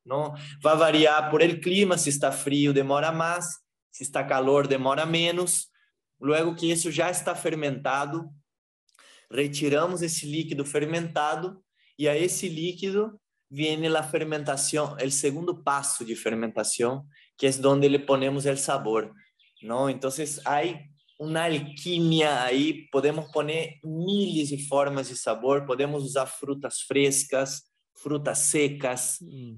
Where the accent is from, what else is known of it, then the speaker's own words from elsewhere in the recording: Brazil; moved away as an adult; now in Peru; eu sou brasileiro